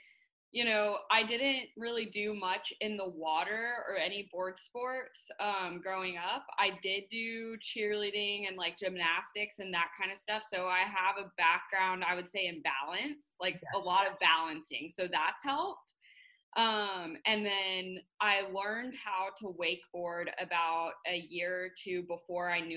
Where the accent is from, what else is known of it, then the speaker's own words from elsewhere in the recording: Corpus Christi, Texas, United States; I grew up in Corpus Christi, Texas